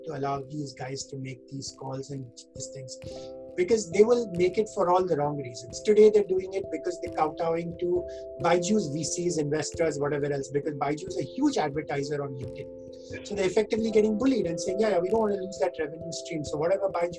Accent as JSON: {"language": "English", "country": "India", "said": "us as Indian citizens"}